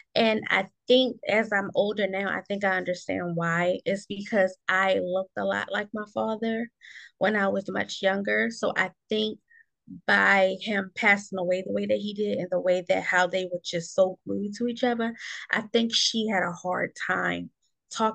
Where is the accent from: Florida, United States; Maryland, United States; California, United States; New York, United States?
Maryland, United States; Baltimore; I am from Baltimore, Maryland, but we call it over here Bodymore or Bmore